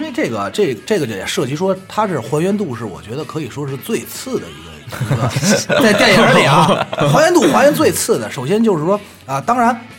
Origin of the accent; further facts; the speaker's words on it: Beijing, China; accent: Beijing dialect; 用咱们北京话老老话